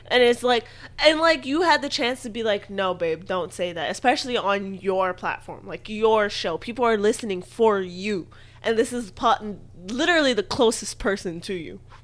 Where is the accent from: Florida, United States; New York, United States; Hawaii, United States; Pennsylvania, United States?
Hawaii, United States; I'm Hawaiian